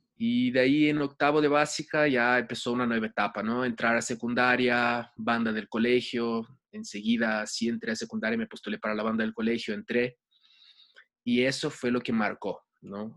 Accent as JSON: {"language": "Spanish", "region": "Rio de Janeiro", "country": "Brazil", "tie": "born or raised there", "moved": "yes", "lives_now": "Ecuador", "said": "Yo nací en Brasil, en Río de Janeiro, em, y ahí fue donde tuve mi primer contacto con la música de chiquito"}